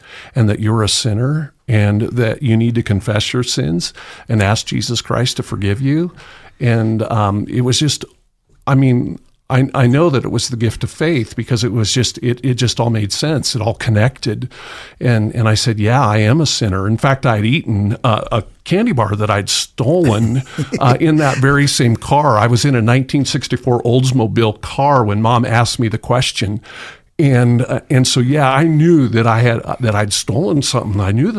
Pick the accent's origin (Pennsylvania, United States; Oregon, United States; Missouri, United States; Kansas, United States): Oregon, United States; Tillamook; Oh, I loved the coast. Loved to fish. Learned to appreciate hunting in the rain.